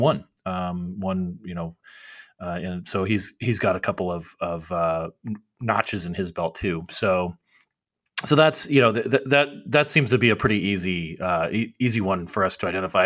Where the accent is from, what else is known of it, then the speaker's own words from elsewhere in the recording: Arizona, United States; my home state of Arizona